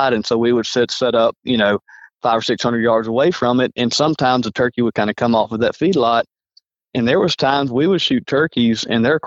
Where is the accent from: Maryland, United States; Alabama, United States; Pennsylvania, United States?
Alabama, United States; I'm from Alabama.